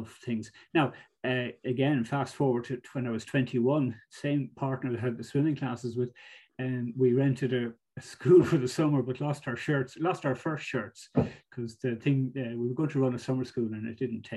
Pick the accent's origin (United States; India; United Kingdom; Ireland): Ireland; Greystones, Leinster; also born or lived in Monkstown / Galway; I grew up in Greystones. My parents lived in Monkstown first, and then we moved to Greystones when I was about 10